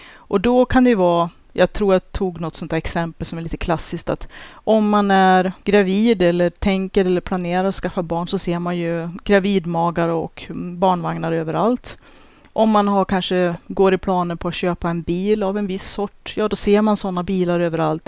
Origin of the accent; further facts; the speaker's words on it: Sweden; vi svenskar